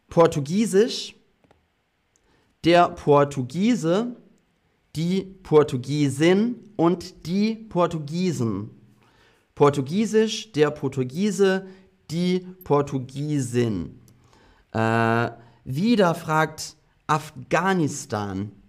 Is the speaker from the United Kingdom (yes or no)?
yes; England, United Kingdom; Ähm, ich bin auch halb Brite. Ich bin in England aufgewachsen.